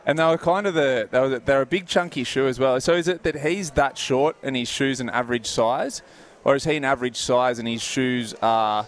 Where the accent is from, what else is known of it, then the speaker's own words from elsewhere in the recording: Port Macquarie, New South Wales, Australia; growing up in Port Macquarie